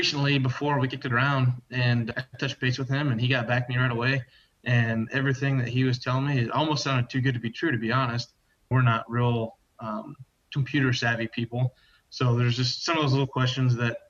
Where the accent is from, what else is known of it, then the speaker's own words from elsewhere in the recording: Guthrie Center, Iowa, United States; from Guthrie Center, Iowa. My family and I run and operate Sheeder Cloverleaf Dairy.